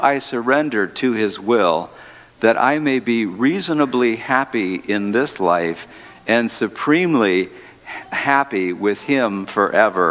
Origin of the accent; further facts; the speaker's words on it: Detroit, Michigan, United States; the city of Detroit, my hometown